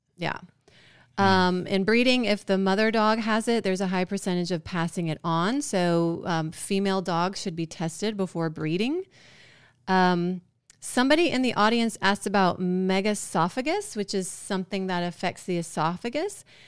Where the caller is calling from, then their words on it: Georgia, United States; I'm calling from Georgia.